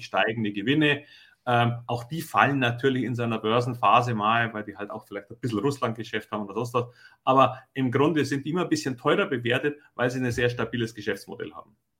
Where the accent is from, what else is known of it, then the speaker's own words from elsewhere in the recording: Germany; bei uns in Deutschland